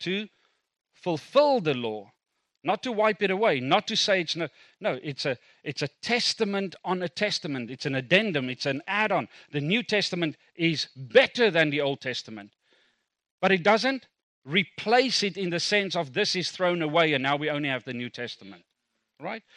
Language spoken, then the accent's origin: English; Kimberley, Northern Cape, South Africa; first language Afrikaans; English is a second language; moved away; I was born in South Africa. Born in South Africa, Kimberley grew up there. Um, Afrikaans speaking until eighteen, refused to speak a word of English